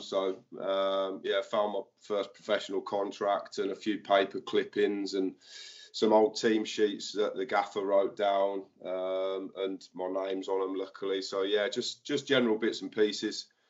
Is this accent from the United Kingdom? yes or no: yes; Northampton, East Midlands, United Kingdom; I grew up in Kingsthorpe. I went to Kingsthorpe Upper School